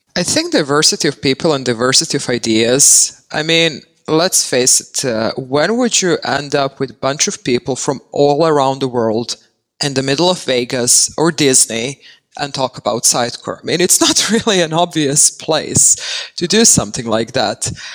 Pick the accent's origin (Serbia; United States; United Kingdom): Serbia; moved away as an adult; now in Netherlands; I'm currently based in the Netherlands. I say currently because I never know where I'm going to end up and who knows what the future holds. But I was born and raised in Serbia and I moved here back in 2014